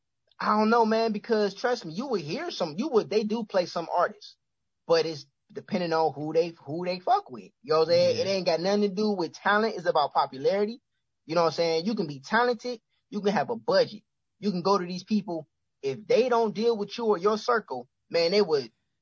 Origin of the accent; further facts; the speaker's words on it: Cleveland, Ohio, United States; I'm from Cleveland